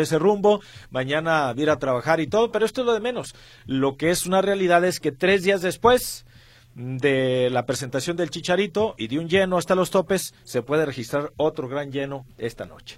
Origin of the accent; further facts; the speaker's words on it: Zacatecas, Mexico; moved away; allá en mi tierra, en Zacatecas